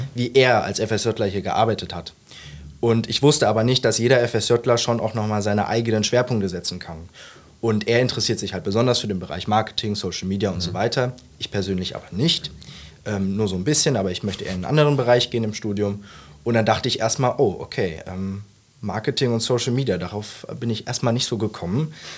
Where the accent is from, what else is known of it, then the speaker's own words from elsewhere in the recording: Mönchengladbach, North Rhine-Westphalia, Germany; moved away as an adult; now in Saarbrücken, Germany; Ich bin kein Saarländer. Ich äh, komme ursprünglich aus Mönchengladbach, also wohne da jetzt viele Jahre meines Lebens